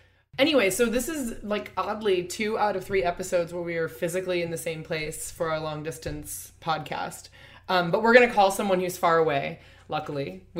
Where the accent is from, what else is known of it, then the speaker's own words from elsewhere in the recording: Iowa, United States; I grew up in Iowa, so I also went to lots of weddings very young.